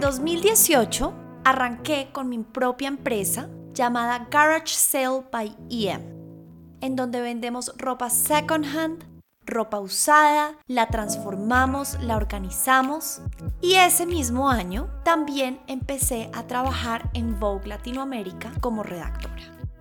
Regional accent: Bogotá, Colombia; also born or lived in Shanghai / Paris; Nací en Bogotá y estudié en un colegio alemán

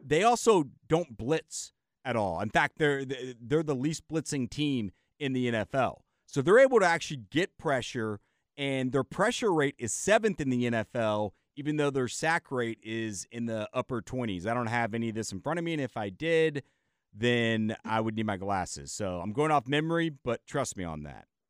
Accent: Austin, Texas, United States; moved away as an adult; the freezing you and I grew up with in Austin

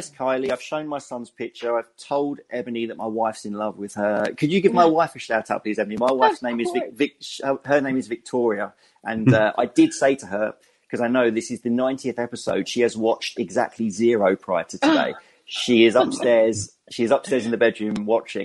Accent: England, United Kingdom; accent: English; my English accent

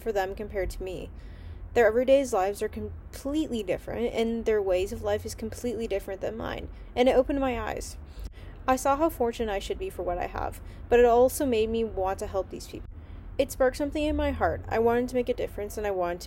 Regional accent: Pasadena, California, United States; also born or lived in Eagle, Idaho; now in San Diego, United States; I was born in Pasadena, California, and grew up there for most of my life

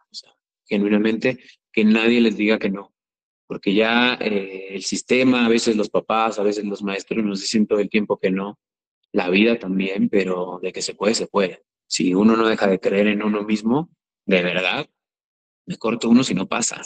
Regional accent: Chiapas, Mexico; soy chiapaneco

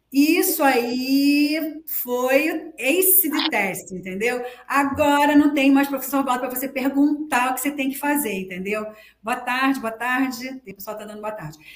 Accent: Rio de Janeiro, Brazil; moved away; also born or lived in Foz do Iguaçu; Eu sou carioca, tá? Da Gema.

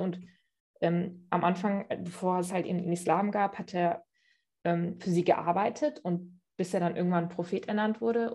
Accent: Cologne, North Rhine-Westphalia, Germany; bin in Köln geboren und aufgewachsen, habe einen türkisch-islamischen Hintergrund

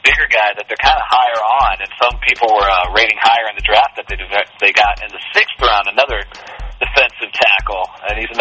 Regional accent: Virginia Beach, Virginia, United States; Colonial High School, which was our rival high school in Virginia Beach.

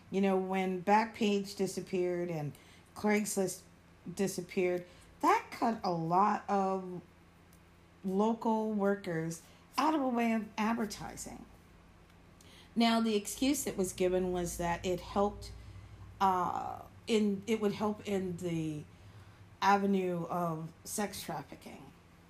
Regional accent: Florida, United States; I'm from Florida

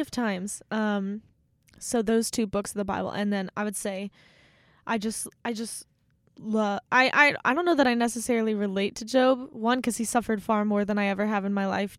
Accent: Maryland, United States; moved away as an adult; now in Steubenville, United States; there's one in my hometown, so every time I go home to visit

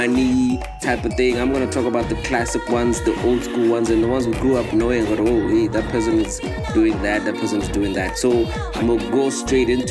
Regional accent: Nigeria; when I was growing up in Nigeria

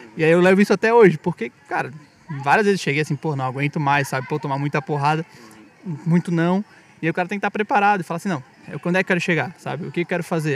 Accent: Florianópolis, Santa Catarina, Brazil; now in São Paulo, Brazil; Nós três somos de Floripa e viemos para São Paulo por razões profissionais

